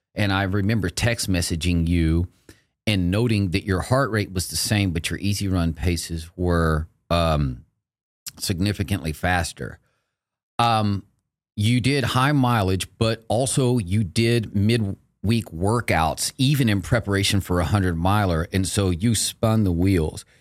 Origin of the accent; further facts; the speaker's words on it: Texas, United States; I grew up in Texas. I've lived here since nineteen seventy-seven